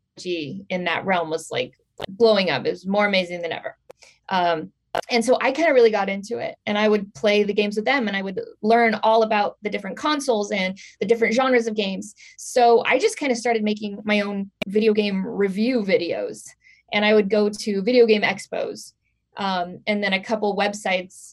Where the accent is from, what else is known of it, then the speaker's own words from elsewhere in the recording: Portland, Oregon, United States; moved away; also born or lived in Hollywood, California; I was born in Portland, Oregon, and I moved back to Portland for a little while